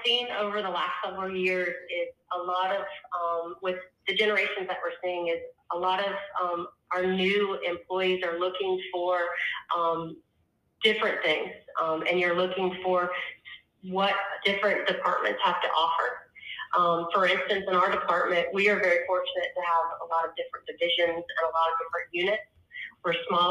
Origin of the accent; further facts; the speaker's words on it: Alexandria, Virginia, United States; moved away as an adult; now in Myrtle Beach, United States; I'm originally from Alexandria, Virginia, and that's where I went to school